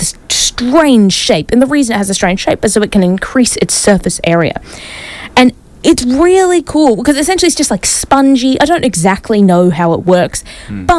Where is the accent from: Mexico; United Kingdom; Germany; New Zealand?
New Zealand; now in Brisbane, Australia; I need to go back home and tell my fellow Kiwis this